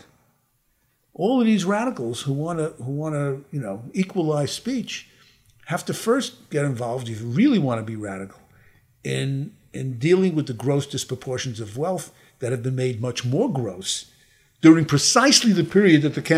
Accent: New York, United States; I grew up in New York where the names of the governors were Lehman, Roosevelt, Harriman, Rockefeller, and Dewey

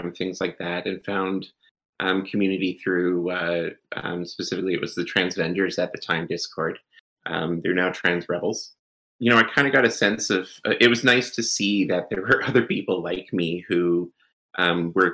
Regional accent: Canada; I'm Canadian

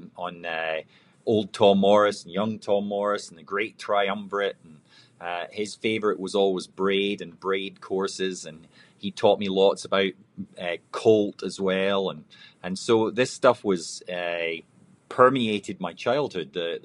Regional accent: Scotland, United Kingdom; moved away; I was born and raised in Scotland

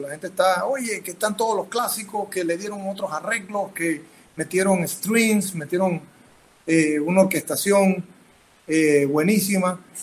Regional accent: Panama; soy panameño

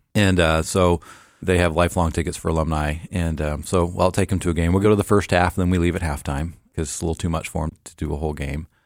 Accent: Portland, Oregon, United States; also born or lived in Memphis, Tennessee; grew up in Portland, Oregon, uh, just a little suburb outside of Portland

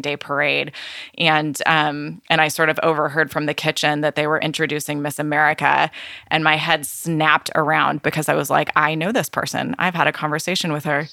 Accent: California, United States; my home state of California

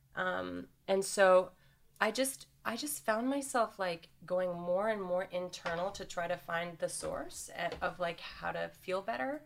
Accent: Canada; moved away as an adult; also born or lived in New York City; I grew up in Canada

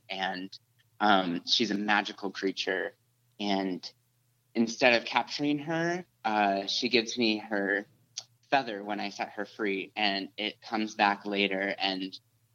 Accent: Seattle, Washington, United States; now in Salt Lake City, United States; I'm from Seattle originally

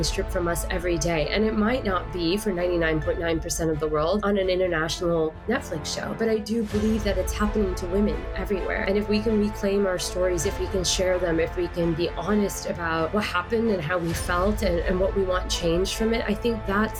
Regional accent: Houston, Texas, United States; accent: Texas drawl; also born or lived in London / Dubai; I was born in London and grew up in Dubai as a child, and then I moved to the States when I was about 8. I've lived in Houston, Texas, mainly since then. So I've got a little bit of the Texas draw, a little bit of y'all

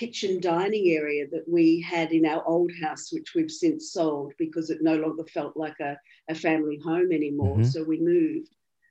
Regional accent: country Victoria, Australia; accent: Australian; I'm Australian, obviously. That'll be pretty obvious by my accent. I grew up in country Victoria

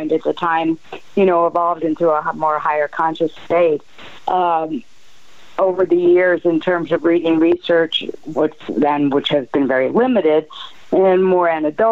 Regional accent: New York City, New York, United States; now in Arizona, United States; I'm from New York, from the city

